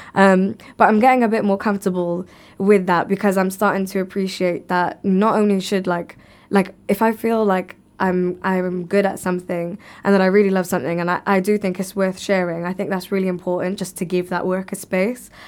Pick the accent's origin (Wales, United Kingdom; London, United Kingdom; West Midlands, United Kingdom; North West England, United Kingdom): Wales, United Kingdom; Cardiff; I'm born and raised in the U K